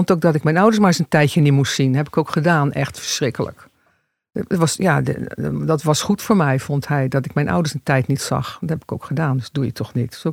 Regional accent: Rotterdam, South Holland, Netherlands; born there; Rotterdam. Rotterdam. Kan je het horen dan nog? Nee, niet echt.

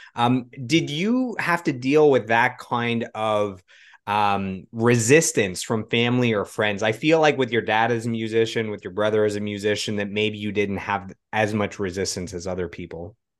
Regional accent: Ottawa, Ontario, Canada; am in Ottawa. I grew up in Ottawa.

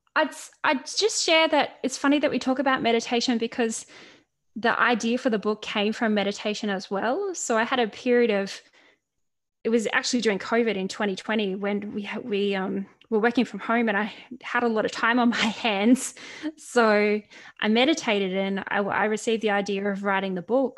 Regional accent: Central Coast, New South Wales, Australia; Central Coast, where I grew up in Australia

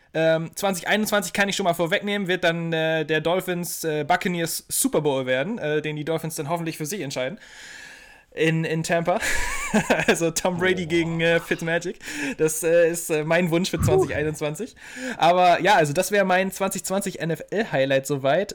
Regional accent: Germany; als Deutscher

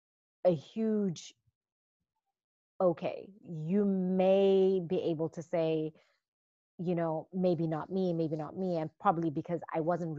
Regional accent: Zimbabwe; moved away as an adult; I was born and raised in Zimbabwe.

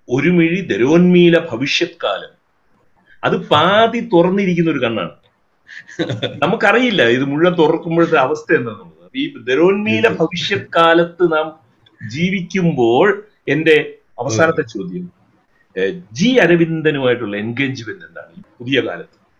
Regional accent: Kottayam, Kerala, India; ഞാനൊരു കോട്ടയംകാരൻ ആയതുകൊണ്ട്

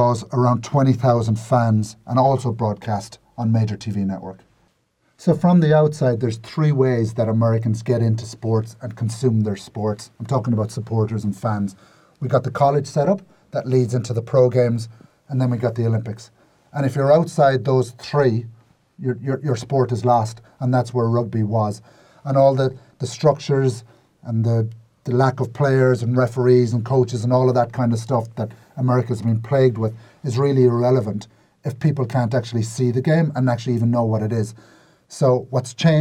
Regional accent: Ireland; as an Irishman

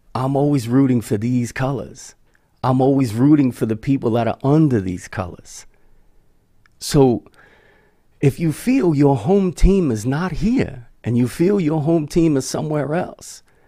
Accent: United States

